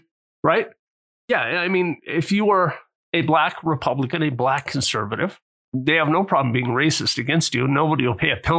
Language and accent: English; United States; as Americans